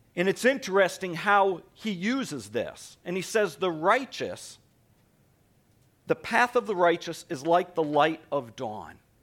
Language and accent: English; East Coast, United States; moved away; I grew up on the East Coast, so it was a shock to me when I moved out here